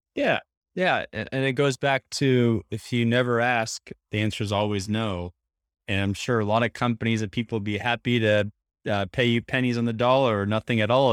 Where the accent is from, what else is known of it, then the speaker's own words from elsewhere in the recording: Portland, Oregon, United States; now in New York City, United States; grew up in uh, Portland, Oregon area, so I'm a suburb boy